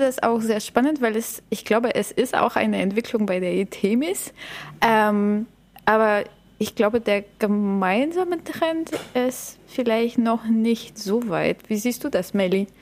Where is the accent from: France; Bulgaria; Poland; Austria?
Bulgaria; now in Germany; ich komme aus Bulgarien